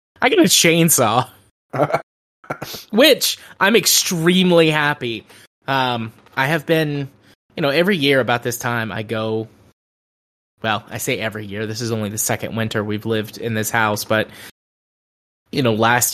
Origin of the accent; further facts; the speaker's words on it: Deep South, United States; I'm from the Deep South